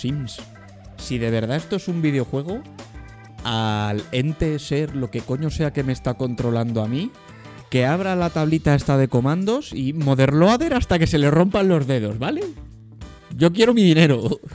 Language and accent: Spanish; Madrid, Community of Madrid, Spain; Nacimos en Madrid